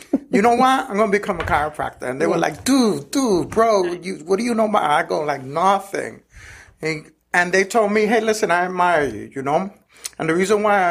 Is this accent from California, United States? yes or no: no; New York, United States; moved away as an adult; now in Georgia, United States; I'm a New Yorican. I was born and raised in New York, in El Barrio